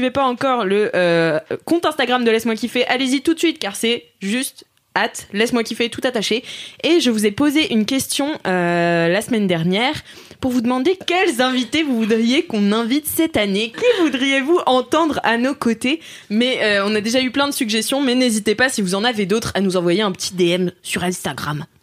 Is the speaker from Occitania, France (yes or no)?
no; Nantes, Pays de la Loire, France; je viens de Nantes